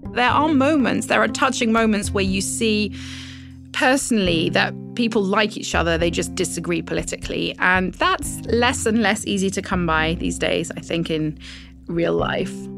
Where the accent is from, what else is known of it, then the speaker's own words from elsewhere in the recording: United Kingdom; accent: British; moved away as an adult; also born or lived in Europe; now in Washington, United States; I'm also British